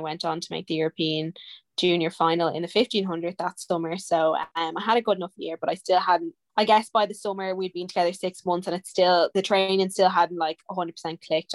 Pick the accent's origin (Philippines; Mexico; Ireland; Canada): Ireland; Dublin, Leinster; I came home from America